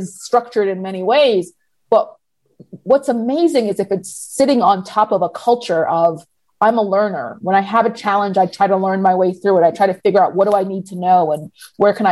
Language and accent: English; Atlanta, Georgia, United States; also born or lived in New York; I was born here in the States, born in New York and raised in Atlanta